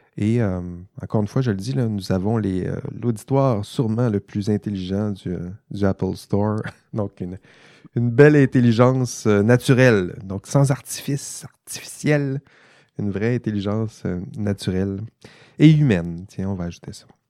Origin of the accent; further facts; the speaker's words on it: Quebec, Canada; accent: Saguenay-Lac-Saint-Jean; c'est mon accent du Saguenay-Lac-Saint-Jean qui, euh, ressort